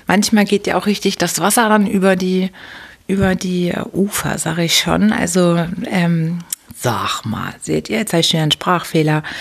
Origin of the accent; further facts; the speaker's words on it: Hamburg, Germany; da war richtig eine steife Brise bei uns in Hamburg. Und wir Hamburger mögen das aber auch.